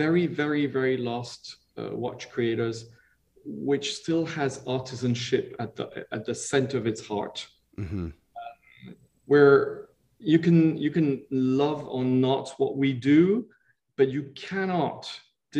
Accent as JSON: {"language": "English", "country": "Switzerland", "tie": "born or raised there", "also_born_or_lived": "Italy", "said": "I was born in Italy, but then I was really brought up, since I'm 3.5 years old, in Switzerland"}